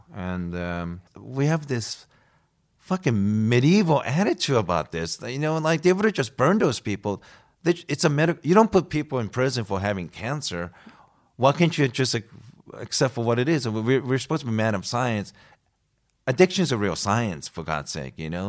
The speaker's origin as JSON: {"language": "English", "country": "United States", "also_born_or_lived": "Sweden", "moved": "yes", "said": "I'm from the States."}